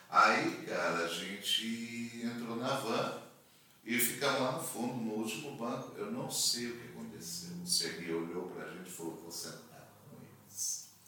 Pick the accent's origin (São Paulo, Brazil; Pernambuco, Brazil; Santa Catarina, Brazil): São Paulo, Brazil; Mogi Guaçu; moved away; uma amiga minha lá de Mogi Guaçu, lá da minha terra